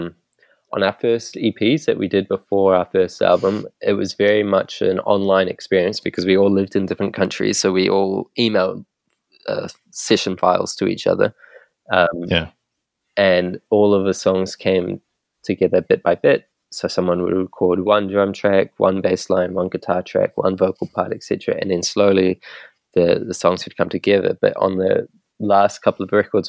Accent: New Zealand; moved away as an adult; now in London, United Kingdom; we're all from New Zealand. We all met in New Zealand

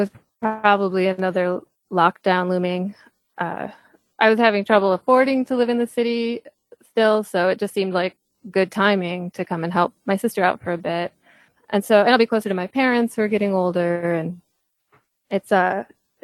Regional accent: Michigan, United States; moved away as an adult; also born or lived in Pennsylvania; I'm from Michigan. My family's here

